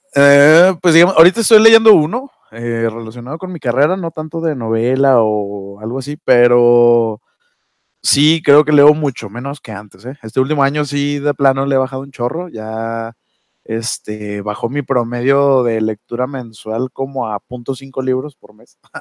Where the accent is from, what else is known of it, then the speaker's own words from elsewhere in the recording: Durango, Mexico; now in Ciudad Juárez, Mexico; Soy duranguense